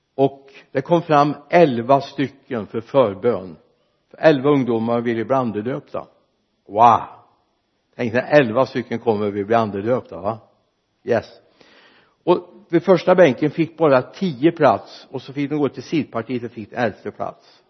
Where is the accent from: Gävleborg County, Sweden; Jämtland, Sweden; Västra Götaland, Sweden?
Västra Götaland, Sweden; Mariestad; hemma i Victoriakyrkan i Mariestad när jag var liten grabb